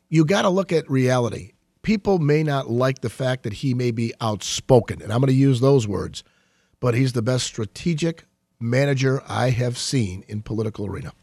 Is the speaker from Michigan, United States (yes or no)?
yes; Saint Clair Shores, Michigan, United States; I grew up in Saint Clair Shores, and, um, I practiced law thirty years in Macomb County. I'm homegrown in Macomb. I never left